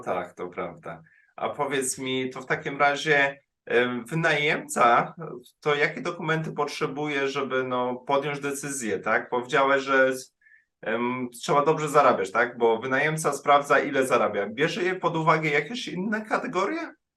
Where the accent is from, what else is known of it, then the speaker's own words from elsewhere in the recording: Poland; moved away as an adult; now in Germany; ja jestem Polakiem